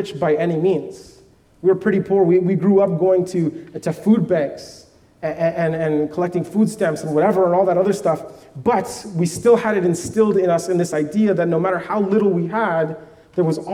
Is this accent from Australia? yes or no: no; Vancouver, British Columbia, Canada; I grew up in Vancouver